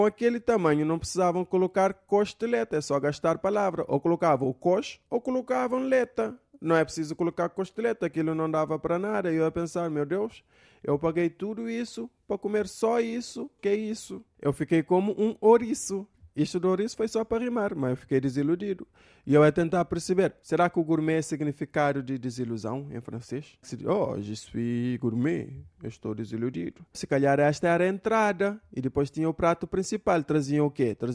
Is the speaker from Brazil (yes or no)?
no; Cape Verde; porque eu sou de Cabo Verde, vocês sabem. Cá em Cabo Verde, bafa-se e bafa-se direto.